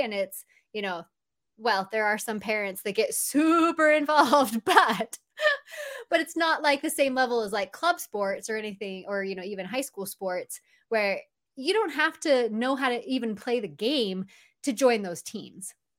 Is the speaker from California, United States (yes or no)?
yes; Southern California, United States; now in Utah, United States; I'm actually from Southern California, but we moved to Utah, uh, about seventeen, maybe almost eighteen years ago now.